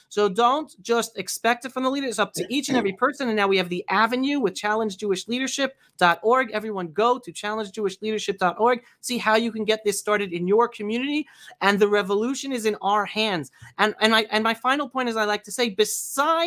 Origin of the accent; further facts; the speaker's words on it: New York City, New York, United States; I grew up in New York City in the 70s and 80s, and I was married in New York City in the 90s